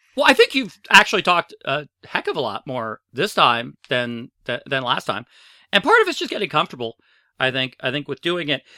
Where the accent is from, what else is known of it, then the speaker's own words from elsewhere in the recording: United States; we're from the States